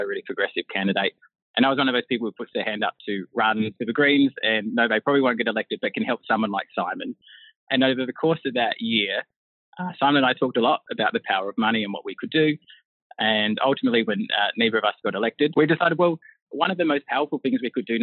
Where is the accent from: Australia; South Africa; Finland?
Australia; Broken Hill, New South Wales; also born or lived in Karalta/Karakalinga, South Australia / outback towns of South Australia; growing up in Broken Hill, a very isolated sort of outback place